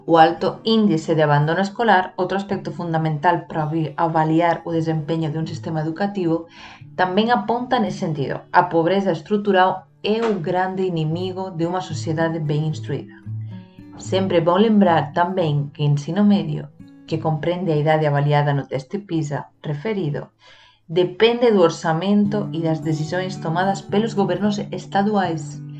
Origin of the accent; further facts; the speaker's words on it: Spain; Portuguese is a second language; now in Brazil; como extranjera sou natural de España, que resido no Brasil a un tiempo y e que trabaja como profesora